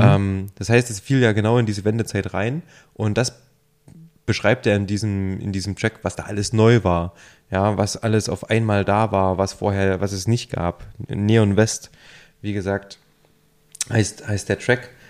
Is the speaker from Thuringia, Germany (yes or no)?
yes; Thuringia, Germany; now in Leipzig, Germany; ich bin ja ursprünglich ähm, aus Thüringen